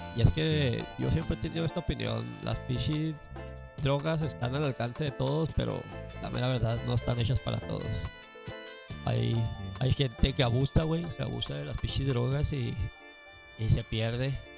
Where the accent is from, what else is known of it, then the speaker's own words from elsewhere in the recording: Mexico City, Mexico; Tepito, mi barrio. ah, pues yo soy de Tepito